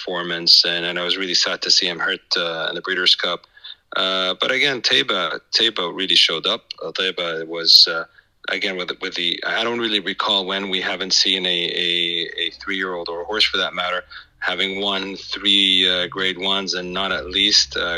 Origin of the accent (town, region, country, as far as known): Saudi Arabia